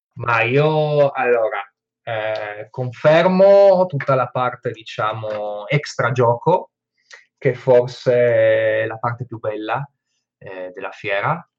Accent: Friuli-Venezia Giulia, Italy; io da buon friulano

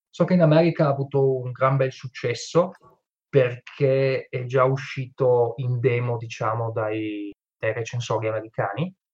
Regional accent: Friuli-Venezia Giulia, Italy; son friulano

